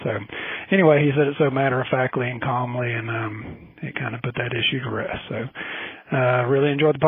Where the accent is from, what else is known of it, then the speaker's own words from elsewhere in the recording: Mebane, North Carolina, United States; I'm from Mebane, North Carolina.